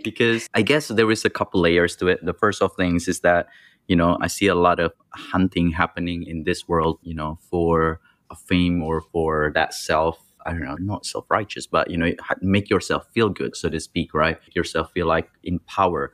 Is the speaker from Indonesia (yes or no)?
yes; Indonesia; I grew up in Indonesia where, you know, things are rough